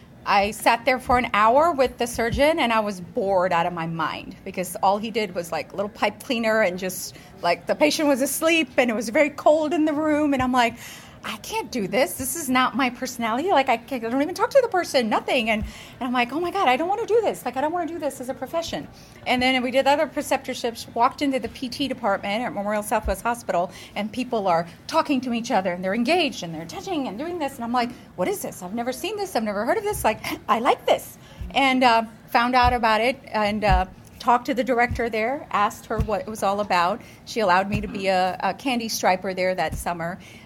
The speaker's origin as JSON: {"language": "English", "country": "India", "said": "as every Indian kid, you become either a doctor, nurse, or an engineer."}